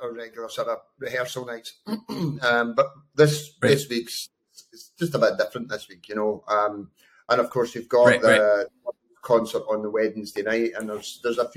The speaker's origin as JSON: {"language": "English", "town": "Bathgate", "region": "Scotland", "country": "United Kingdom", "said": "I'm Scottish. originally from Bathgate"}